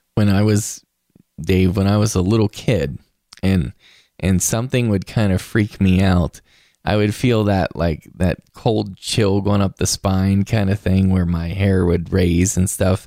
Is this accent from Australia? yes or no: no; West Virginia, United States; moved away; visiting home in West Virginia. I saw it in my hometown theater